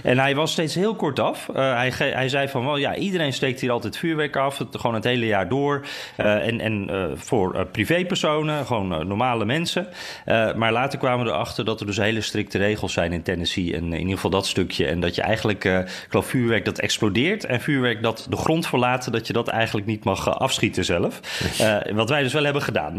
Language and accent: Dutch; Netherlands; now in Washington, United States; wij zijn toch wel echte Hollanders